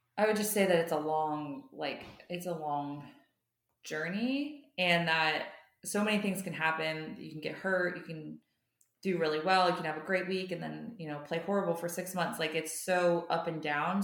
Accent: United States; I'm an American

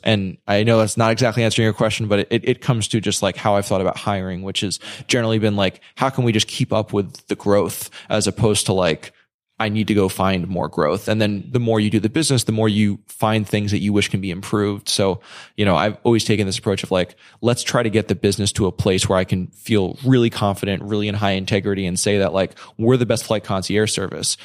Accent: New York, United States; I'm from New York, so I, I went home

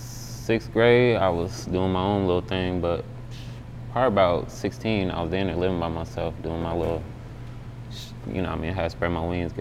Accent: Indianapolis, Indiana, United States; bro was from Indianapolis, shit, my hometown. Well, you know what I mean? Well, I'm from Indiana, really

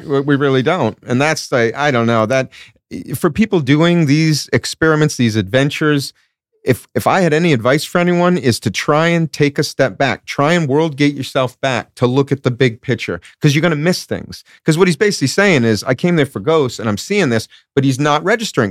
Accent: Rhode Island, United States; I grew up in Rhode Island

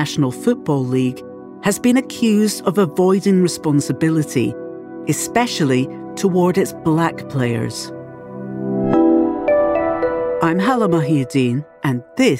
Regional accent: United Kingdom; I'm a Brit.

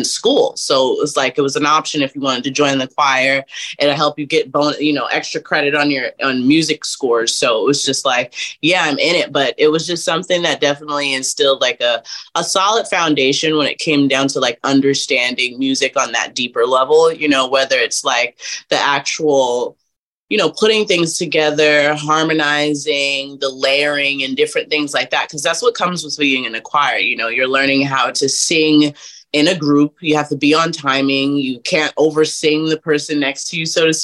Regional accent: Irvington, New Jersey, United States; I'm from Irvington, New Jersey. So it's a little small town in Jersey. It's really dope. Love growing up there.

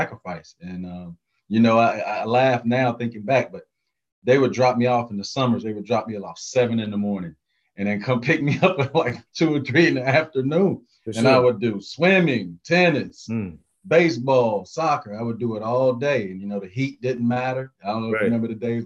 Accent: North Carolina, United States; my high school, I have the winningest high school coach in North Carolina history

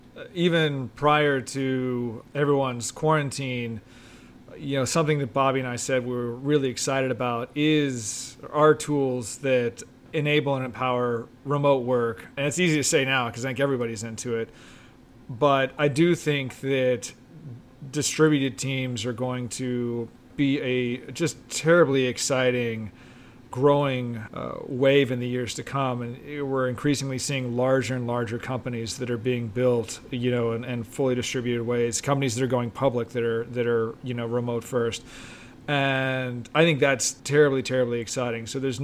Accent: Texas, United States; You know, I'm an import. I came from Texas. I spent some time in Austin.

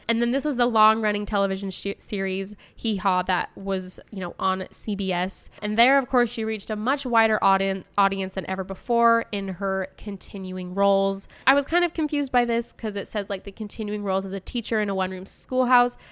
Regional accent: Utah, United States; accent: Utah; my own Utah accent

